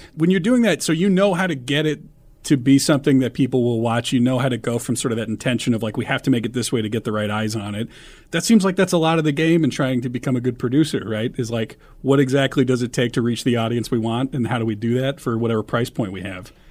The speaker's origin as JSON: {"language": "English", "town": "Omaha", "region": "Nebraska", "country": "United States", "tie": "born or raised there", "said": "I grew up in Omaha"}